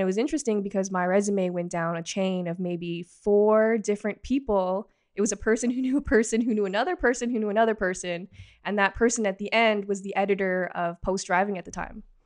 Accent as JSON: {"language": "English", "town": "Markham", "region": "Ontario", "country": "Canada", "tie": "born or raised there", "also_born_or_lived": "Toronto", "said": "I was born in Toronto, grew up in Markham, pretty much lived here my entire life"}